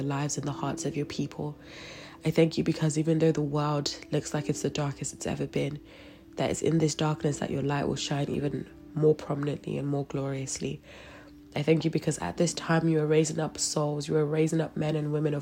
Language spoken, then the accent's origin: English; London, United Kingdom; I'm from London